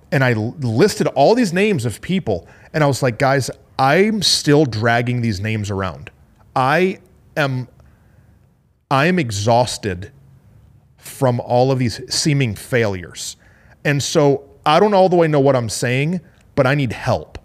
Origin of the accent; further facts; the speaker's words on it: Flint, Michigan, United States; moved away; I'm from Flint, Michigan.